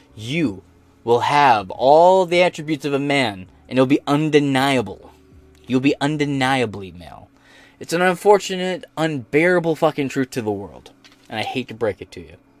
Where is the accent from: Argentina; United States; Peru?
United States; As an American